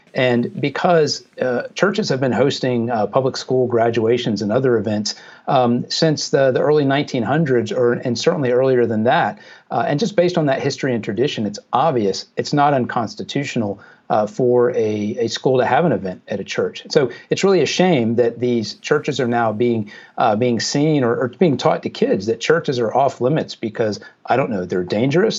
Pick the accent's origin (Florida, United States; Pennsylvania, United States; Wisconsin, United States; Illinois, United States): Florida, United States; Jacksonville; in Jacksonville, which is Jacksonville, Florida, which is my hometown